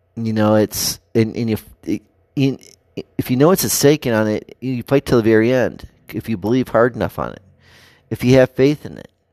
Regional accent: United States; our values as American people

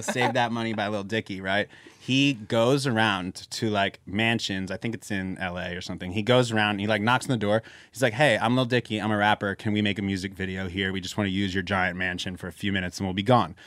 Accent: Philadelphia, Pennsylvania, United States; we're from Philly

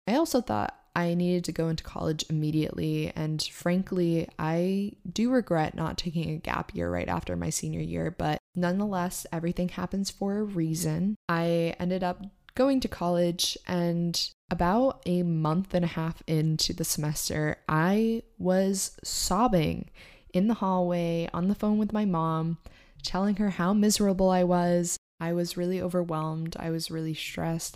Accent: Maine, United States; moved away as an adult; also born or lived in New York / Boston; I grew up in Maine

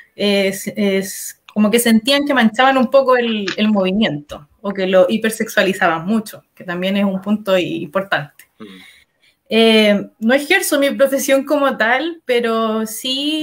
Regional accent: Talagante, Santiago Metropolitan Region, Chile; moved away; nací y criada en Talagante

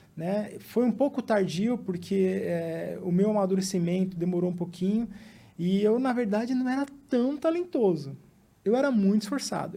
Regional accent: São Bernardo do Campo, São Paulo, Brazil; also born or lived in Mato Grosso do Sul; a gente veio para São Bernardo, né, que é a cidade onde a gente se estabeleceu

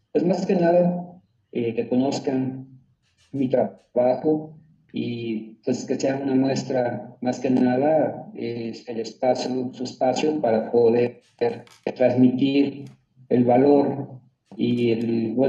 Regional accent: Mexico

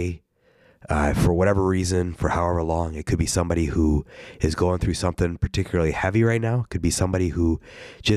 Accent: Ohio, United States; moved away; I am from Ohio

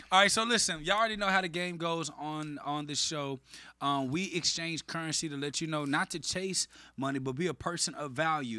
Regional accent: Dallas, Texas, United States; I'm from Dallas

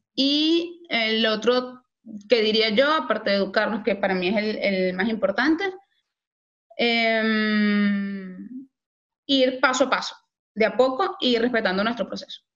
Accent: Valencia, Carabobo, Venezuela; moved away; yo soy de Valencia, Venezuela

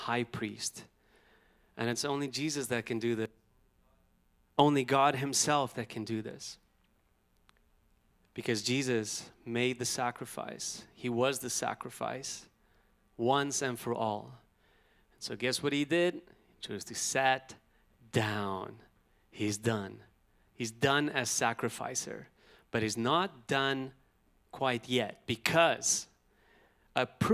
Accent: Pretoria, Gauteng, South Africa; as a boy growing up in South Africa, you know, I've had a lot of brothers

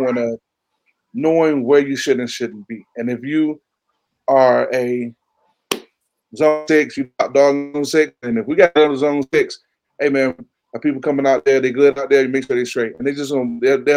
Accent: Chesapeake, Virginia, United States; I'm from Chesapeake

